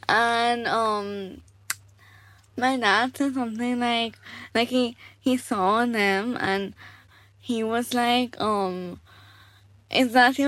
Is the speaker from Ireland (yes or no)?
no; Kolkata, West Bengal, India; moved away; also born or lived in Delhi; I have been born and brought up in Calcutta.